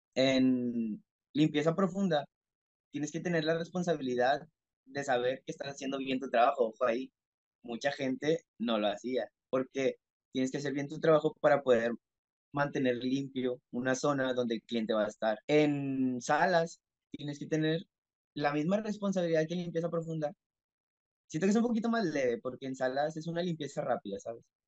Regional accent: Mexico; soy mexicano, tengo 20 años de edad

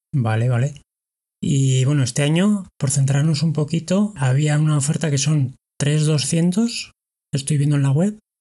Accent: Pamplona, Navarre, Spain; yo soy de Pamplona

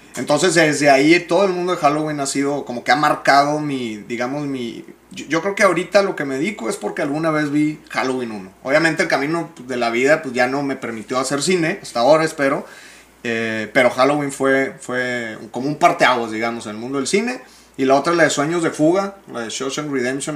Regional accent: Monterrey, Nuevo León, Mexico; soy regio

